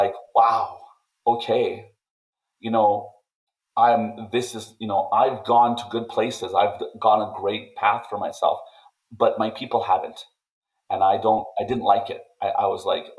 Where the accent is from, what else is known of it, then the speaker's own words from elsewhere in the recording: Calling Lake, Alberta, Canada; I'm going to give back to my hometown.